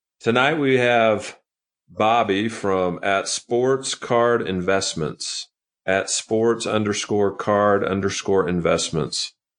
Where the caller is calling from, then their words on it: Salt Lake City, Utah, United States; So I'm dialing in from Salt Lake City, Utah.